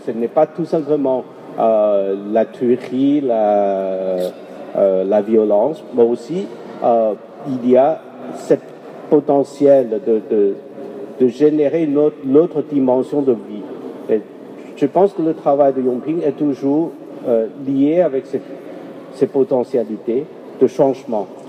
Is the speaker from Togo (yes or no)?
no; Guangzhou, Guangdong, China; chez moi, à Canton